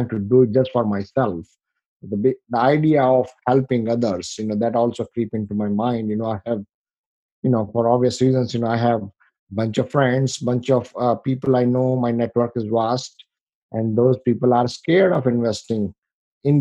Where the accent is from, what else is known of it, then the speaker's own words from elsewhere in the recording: India; moved away as an adult; now in United States; I come from India, you know, with a very humble background. You know, I came here in 1998.